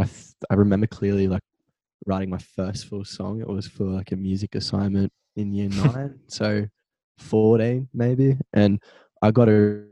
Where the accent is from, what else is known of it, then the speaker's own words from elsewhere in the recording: Central Coast, New South Wales, Australia; I'm from the Central Coast, live in Avoca currently.